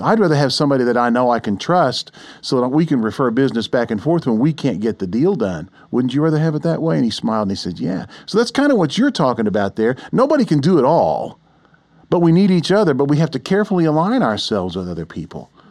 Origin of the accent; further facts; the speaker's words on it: Oklahoma City, Oklahoma, United States; I grew up here in Oklahoma City